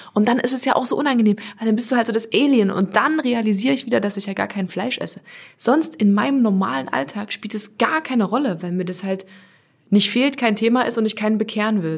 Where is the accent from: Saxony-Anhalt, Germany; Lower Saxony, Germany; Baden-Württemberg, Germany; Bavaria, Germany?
Saxony-Anhalt, Germany; Halle; ich komme aus Halle